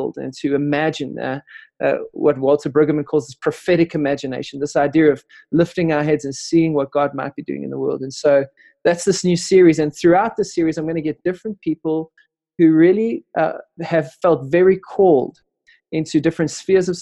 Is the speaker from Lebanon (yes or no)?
no; Benoni, Gauteng, South Africa; growing up in Benoni